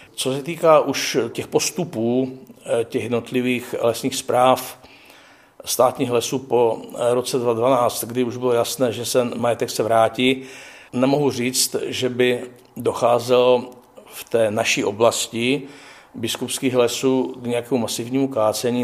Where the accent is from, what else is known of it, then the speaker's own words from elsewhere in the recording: Krhová, Zlín Region, Czechia; vyrůstal jsem poblíž Valasko-Meziříčí ve vsi Krhovák